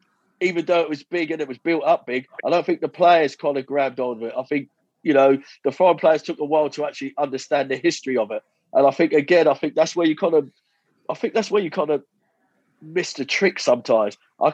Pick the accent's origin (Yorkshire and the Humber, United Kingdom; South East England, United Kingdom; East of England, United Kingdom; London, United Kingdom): East of England, United Kingdom; Ipswich; I was from Ipswich and I was playing for Norwich.